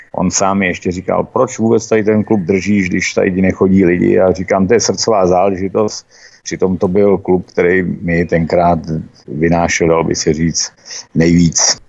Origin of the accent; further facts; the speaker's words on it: Mariánské Lázně, Karlovy Vary Region, Czechia; ten nám řekl, odkud jste, říkáme, Mariánské lázně